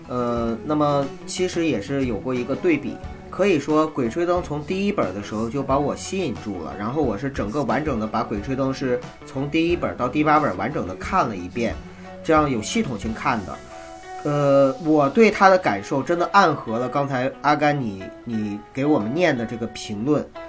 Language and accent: Chinese; Heilongjiang, China; 作为一个黑龙，土生土长的黑龙江人